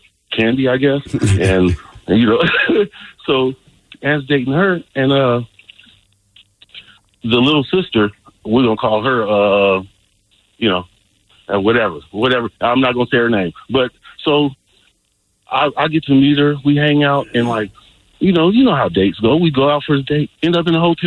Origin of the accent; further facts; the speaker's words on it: Bay Area, California, United States; I was born and raised in the Bay Area, California